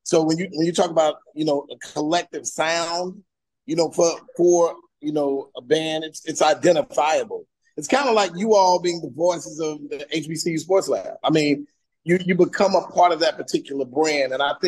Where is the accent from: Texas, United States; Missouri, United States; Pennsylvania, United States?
Texas, United States; Fort Worth; also born or lived in Prairie View, Texas / New York / Los Angeles; now in Houston, United States; I'm originally from Fort Worth, Texas. From the Metroplex, born and raised. You know what I'm saying? Class of 89, Fort Worth Dunbar High School, and then by way of PV, and lived in a little bit in New York